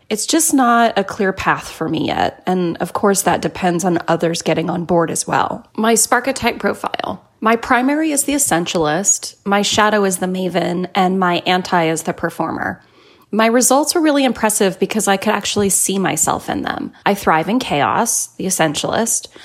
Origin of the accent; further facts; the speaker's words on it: Brazil; I'm from Brazil